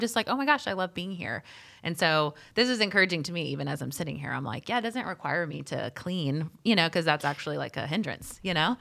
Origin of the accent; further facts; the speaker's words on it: Charlotte, North Carolina, United States; I'm also from Charlotte, born and raised.